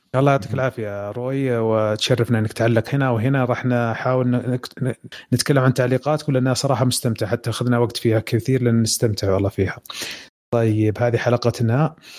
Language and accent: Arabic; Saudi Arabia; عندنا في السعوديه